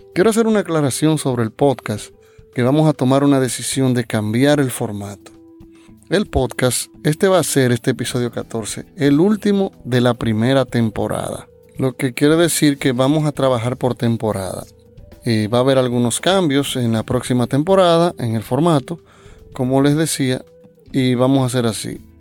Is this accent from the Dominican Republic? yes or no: yes; Dominican Republic; mi país, República Dominicana